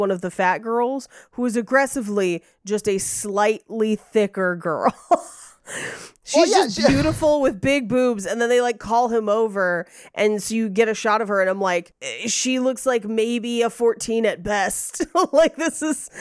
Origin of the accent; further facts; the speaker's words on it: Bay Area, California, United States; I grew up in the Bay Area